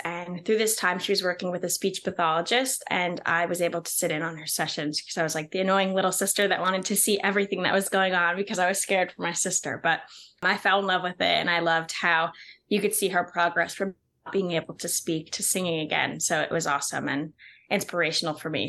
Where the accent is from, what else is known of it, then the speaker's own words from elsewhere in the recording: New Jersey, United States; also born or lived in Pennsylvania; my hometown is in New Jersey